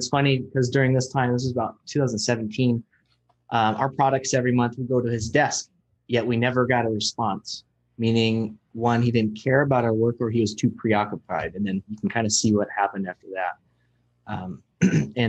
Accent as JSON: {"language": "English", "town": "Bremerton", "region": "Washington", "country": "United States", "tie": "born or raised there", "said": "just here in my hometown, Bremerton"}